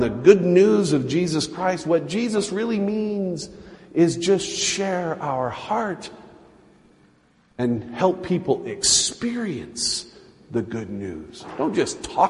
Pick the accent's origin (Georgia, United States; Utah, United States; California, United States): Utah, United States; I was Baptist growing up in Utah.